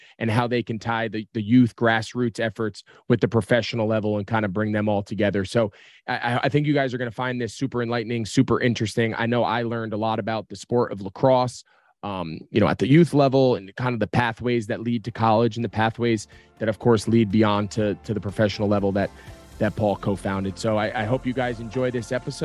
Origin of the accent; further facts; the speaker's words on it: New Jersey, United States; moved away; growing up in New Jersey